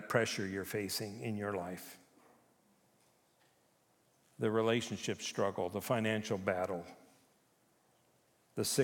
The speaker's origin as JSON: {"language": "English", "country": "Japan", "tie": "born or raised there", "lives_now": "Canada", "said": "I was born in Japan. I grew up there. I lived on Honshu and Okinawa and Hokkaido."}